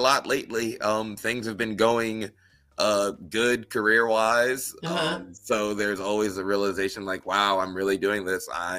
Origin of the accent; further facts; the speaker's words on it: Wisconsin, United States; I'm a wrestler from Wisconsin. Wisconsin doesn't, you know, usually get that much love and attention in the wider indie world.